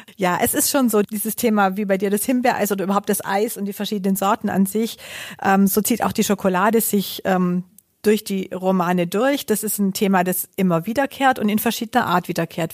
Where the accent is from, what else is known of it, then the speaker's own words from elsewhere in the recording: home town where the Hugo Boss outlet is, Baden-Württemberg, Germany; in meinem Heimatort